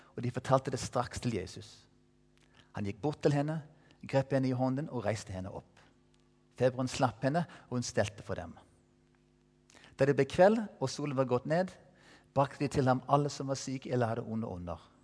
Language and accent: Norwegian; Colorado, United States; Norwegian is a second language; moved away as an adult; now in Stavanger, Norway; være der borte i Colorado, der jeg vokste opp